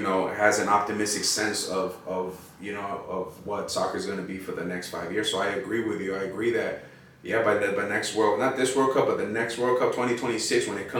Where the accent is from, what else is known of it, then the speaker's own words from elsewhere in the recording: Pasadena, California, United States; from Pasadena, you know, which is my hometown